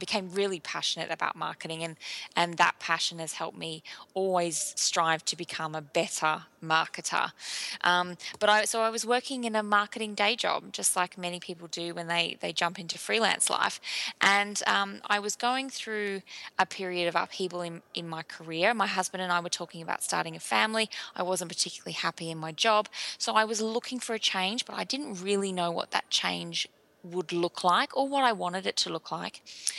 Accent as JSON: {"language": "English", "town": "Brisbane", "region": "Queensland", "country": "Australia", "tie": "born or raised there", "also_born_or_lived": "England / Melbourne", "said": "But yeah, I was in a suburb called Sunnybank and I grew up in Brisbane. I moved to England for a few years in the year 2001. And then when I came back to Australia, I lived in Melbourne for a few years."}